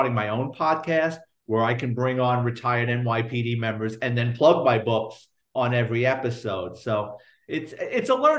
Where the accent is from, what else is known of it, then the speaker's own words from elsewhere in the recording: New York City, New York, United States; growing up in the Bronx in the 70s and 80s